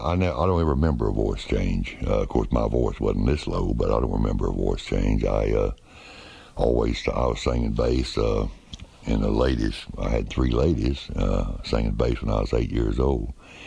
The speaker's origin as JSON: {"language": "English", "region": "Florida", "country": "United States", "tie": "born or raised there", "said": "I was raised in Florida"}